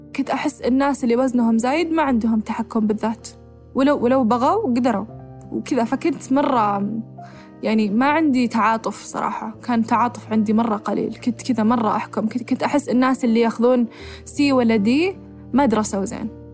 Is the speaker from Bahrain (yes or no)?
no; Saudi Arabia; إحنا عندنا بالسعودية